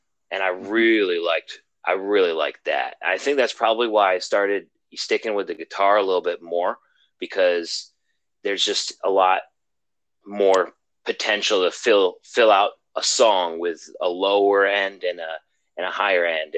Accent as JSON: {"language": "English", "region": "Western New York", "country": "United States", "also_born_or_lived": "Arizona", "moved": "as an adult", "lives_now": "Boston, United States", "said": "I'm from Western New York originally"}